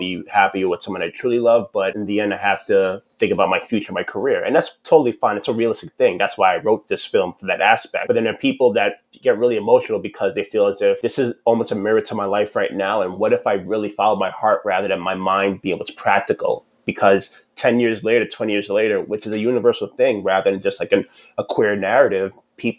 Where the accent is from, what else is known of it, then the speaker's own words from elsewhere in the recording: New York City, New York, United States; I'm from New York City